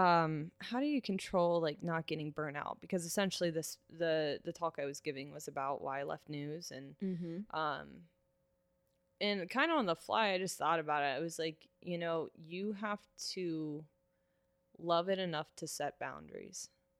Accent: Cincinnati, Ohio, United States; also born or lived in Kent, Ohio / Traverse City, Michigan / Lexington, Kentucky; I am from Cincinnati. Okay. I grew up in North College Hill.

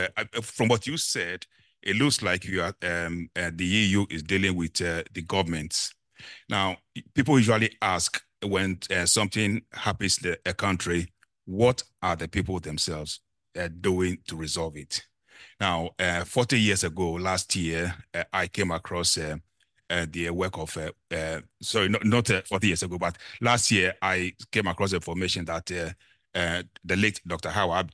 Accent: Ghana; I'm from Ghana in West Africa.

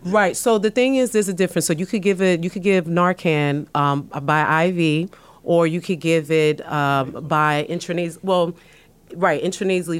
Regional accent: New York City, New York, United States; I was born and raised in the South Bronx

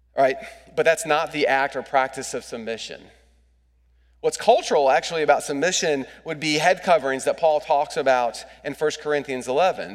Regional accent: United States; as an American

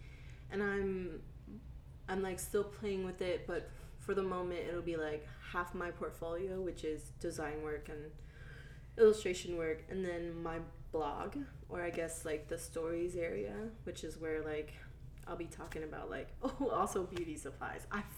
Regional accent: the South, United States; This is in my hometown. And like, people always give me shit about like being like raised in the South

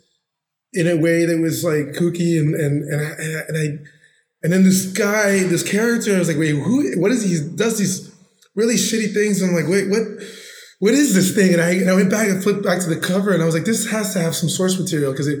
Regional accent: McAllen, Texas, United States; moved away as an adult; now in New York, United States; I'm from McAllen, Texas, in the Rio Grande Valley, South Texas

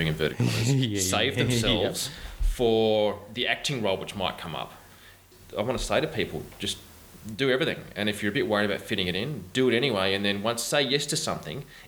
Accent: Bowral, New South Wales, Australia; moved away; also born or lived in Moss Vale; I grew up in the country

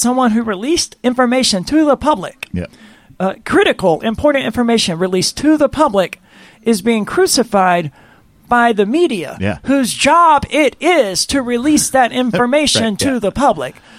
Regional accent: Mississippi, United States; I'm from the South, from the state of Mississippi

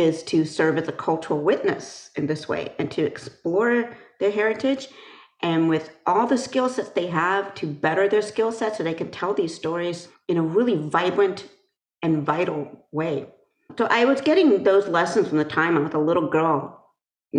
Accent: Berkeley, California, United States; growing up in Berkeley

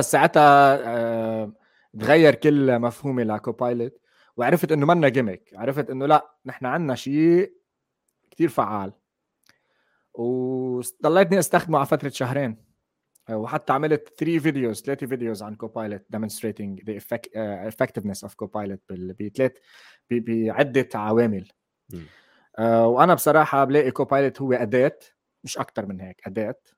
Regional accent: Lebanon; moved away as an adult; now in Netherlands; انا من لبنان بس حاليا عايش بهولندا صار لي سنتين ونص انتقلت لهون

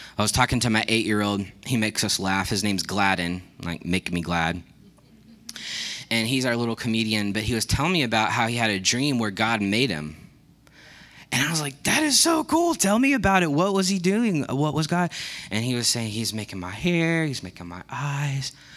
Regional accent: Texas, United States; I grew up in Texas

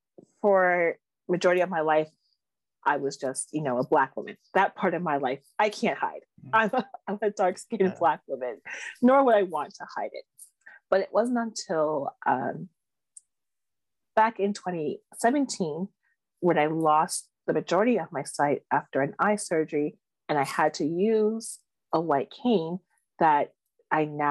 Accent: Toronto, Ontario, Canada; I grew up in the East End of Toronto. I'm a Scarborough girl, born and raised.

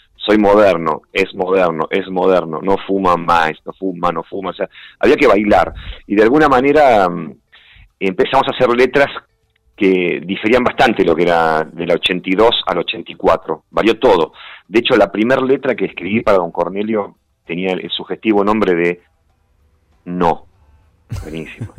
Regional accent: Buenos Aires, Argentina; moved away as an adult; en una imprenta en Parque Chacabuco, que es cerca donde yo nací

